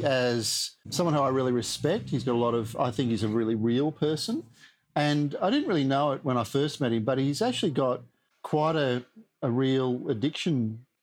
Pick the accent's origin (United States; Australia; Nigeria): Australia; what we call in Australia, battlers